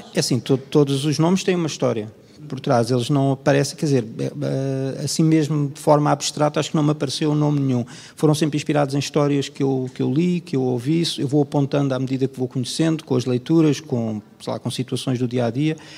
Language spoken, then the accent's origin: Portuguese; Portugal; born or raised there